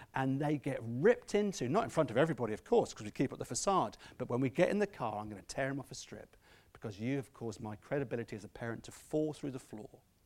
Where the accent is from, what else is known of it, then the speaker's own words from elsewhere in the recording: Scotland, United Kingdom; I'm Scottish at some point